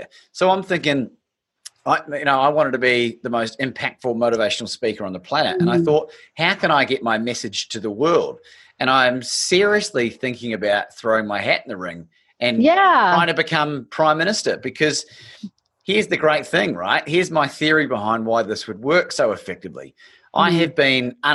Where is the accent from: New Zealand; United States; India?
New Zealand; also born or lived in Australia; I was born in New Zealand. I'm a dual passport holder. My father's Australian